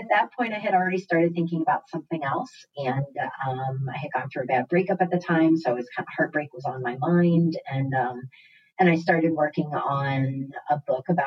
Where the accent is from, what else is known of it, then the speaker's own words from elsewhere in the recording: Cincinnati, Ohio, United States; moved away as an adult; also born or lived in New York City; growing up in Cincinnati, you know, I was there until I was 28 and that's when I moved to New York